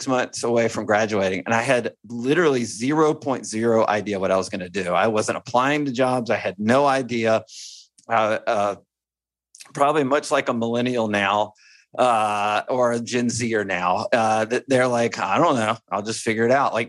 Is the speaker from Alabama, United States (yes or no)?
yes; Alabama, United States; I'm from Alabama and I went to the University of Alabama